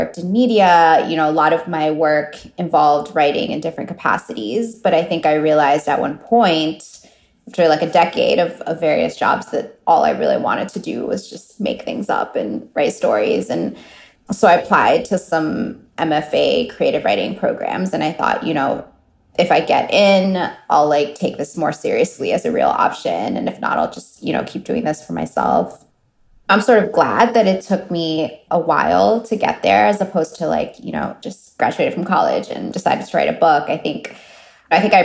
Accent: Miami, Florida, United States; I grew up in Miami

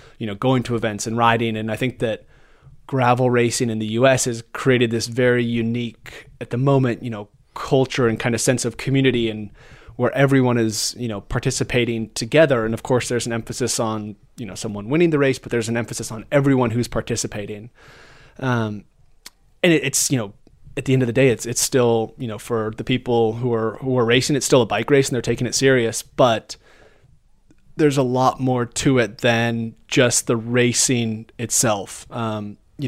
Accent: United States; being an American rider

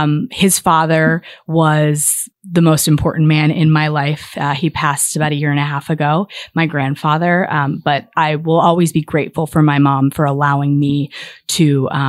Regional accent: Fairbanks, Alaska, United States; born there; I was born in Fairbanks, Alaska.

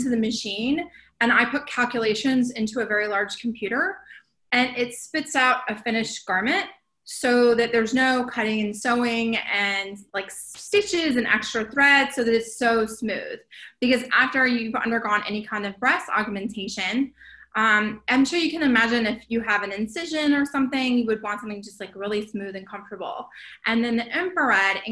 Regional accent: Wilmington, North Carolina, United States; now in West Hollywood, United States; I'm originally from Wilmington, North Carolina. I live in West Hollywood

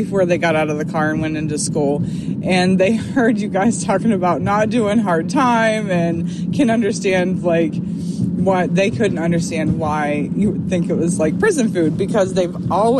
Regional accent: Ohio, United States; We're from Ohio as well

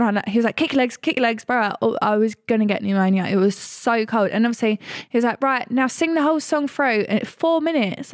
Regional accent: Essex, East of England, United Kingdom; we're from Essex

